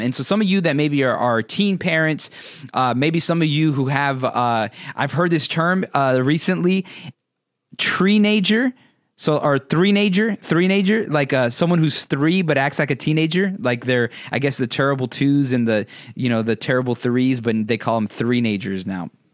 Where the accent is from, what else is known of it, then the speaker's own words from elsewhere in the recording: United States; growing up in America